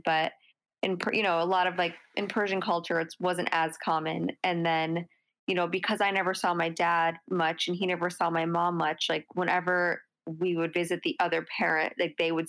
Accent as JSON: {"language": "English", "region": "New York", "country": "United States", "tie": "born or raised there", "also_born_or_lived": "Iran / Los Angeles / Boston", "said": "I was born in New York, but then I actually lived in Iran from like the ages of 3 to 4"}